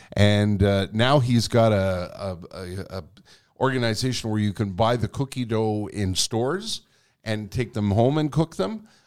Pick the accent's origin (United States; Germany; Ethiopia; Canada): Canada; Quebec; first language English; I was born here. I was educated in English here.